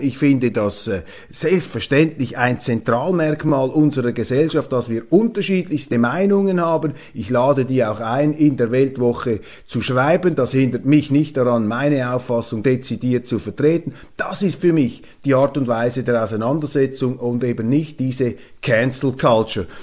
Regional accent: Switzerland; als Schweizer

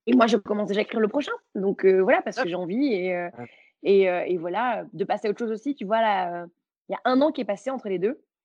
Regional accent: Belgium; je suis belge

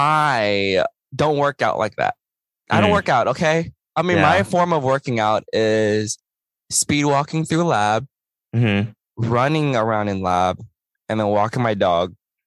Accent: Houston, Texas, United States; I grew up in Houston

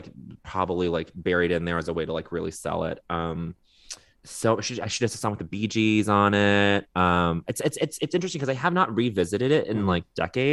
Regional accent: Montreal, Quebec, Canada; moved away; growing up in Montreal for a portion of my childhood.

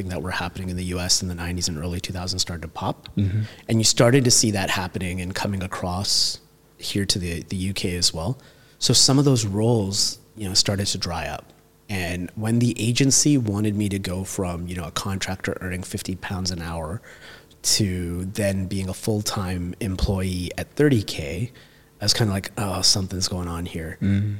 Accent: Toronto, Ontario, Canada; moved away as an adult; now in London, United Kingdom; growing up in Toronto

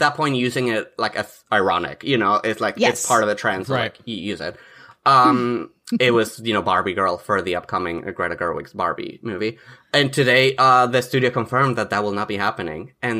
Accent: Mexico; moved away; I'm from Mexico, I should say. Like, I was born and raised over there.

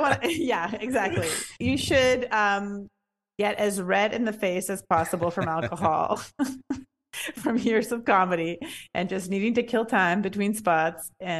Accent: Canada; now in New York, United States; I'm in New York now. I'm Canadian, but I live here.

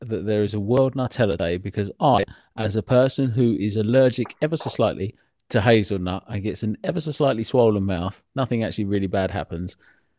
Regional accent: Welsh, Wales, United Kingdom; I'm Welsh

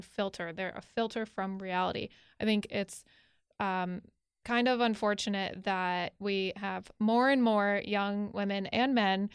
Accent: Connecticut, United States; I'm from Connecticut.

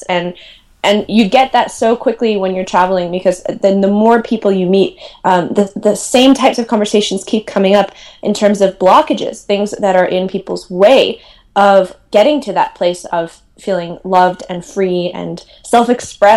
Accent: Milwaukee, Wisconsin, United States; moved away; also born or lived in Madison, Wisconsin; I'm from Milwaukee, Wisconsin, grew up there, went to school at Madison

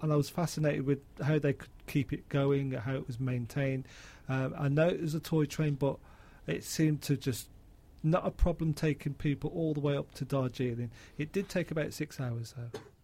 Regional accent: Birmingham, West Midlands, United Kingdom; I come from Birmingham

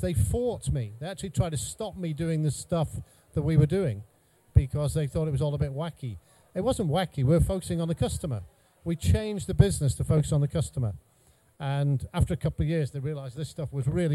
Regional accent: North Wales, United Kingdom; moved away as an adult; also born or lived in Cheshire / Bradford; I grew up in North Wales.

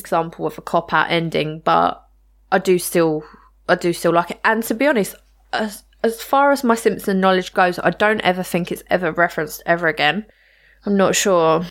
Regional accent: United Kingdom; growing up in the U K with no, you know, absolutely no guns around

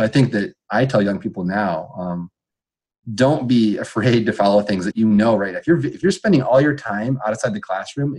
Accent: Iowa, United States; moved away as an adult; I'm from Iowa, and I love the state of Iowa, and I'm an Iowan at heart. And so I decided to come home

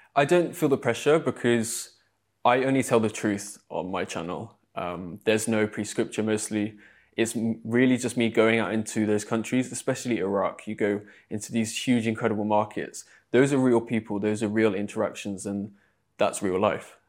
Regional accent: Exeter, South West England, United Kingdom; moved away as an adult; also born or lived in London; back in my hometown, there's I think, one mosque in Exeter where I grew up

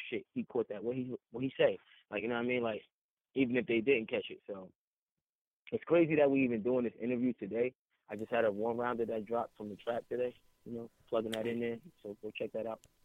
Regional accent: East Orange, New Jersey, United States; I'm from East Orange. I ain't from North

